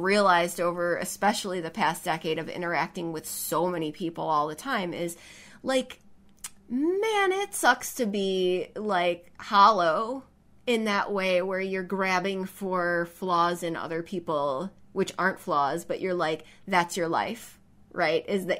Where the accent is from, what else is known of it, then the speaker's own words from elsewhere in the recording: the South, United States; accent: Southern; especially my Southern accent.